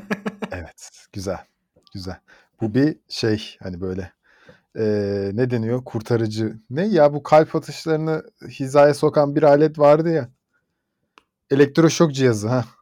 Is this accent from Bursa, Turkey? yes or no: yes; Bursa, Turkey; bir Bursalı olarak